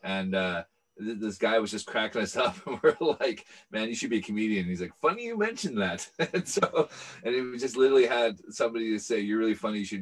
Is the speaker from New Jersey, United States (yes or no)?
no; Seattle, Washington, United States; moved away as an adult; now in Edinburgh, United Kingdom; I'm from Seattle originally